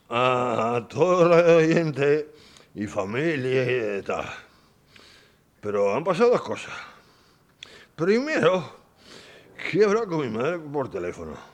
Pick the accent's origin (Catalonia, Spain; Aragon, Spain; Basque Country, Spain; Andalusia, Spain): Basque Country, Spain; soy de Vizcaya